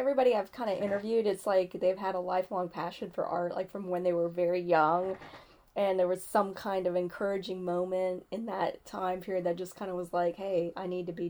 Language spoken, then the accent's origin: English; Idaho, United States; I grew up in Idaho